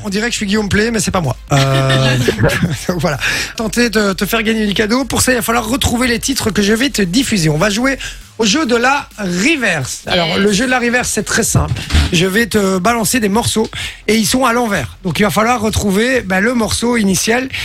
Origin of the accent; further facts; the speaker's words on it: La Louvière, Wallonia, Belgium; je suis de, de Belgique, de la, de la Louvière